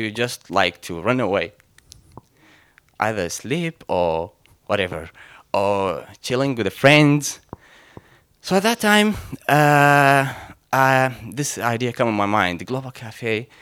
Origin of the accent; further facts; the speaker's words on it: Mosul, Nineveh, Iraq; moved away; I'm from Iraq. As you know, from the country of Abraham. And specifically from the city of Nineveh, the city of Jonah.